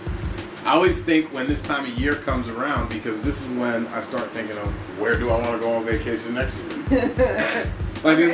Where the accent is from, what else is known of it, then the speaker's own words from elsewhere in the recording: East Coast, United States; moved away; also born or lived in Hawaii; I'm from the East Coast